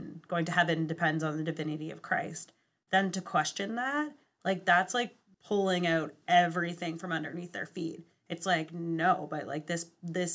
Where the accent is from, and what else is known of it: Western Canada, Canada; born or raised there